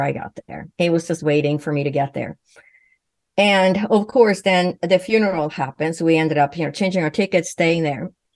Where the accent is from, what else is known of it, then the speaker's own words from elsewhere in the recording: Sweden; first language Swedish; English is a second language; moved away; growing up in Sweden